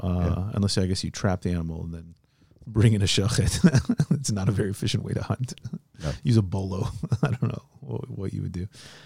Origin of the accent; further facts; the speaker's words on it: Indiana, United States; I'm from Indiana, and so I definitely knew a lot of hunters growing up.